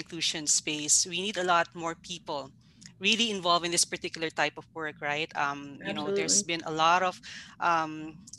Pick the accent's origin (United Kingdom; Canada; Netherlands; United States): Canada; I'm from Canada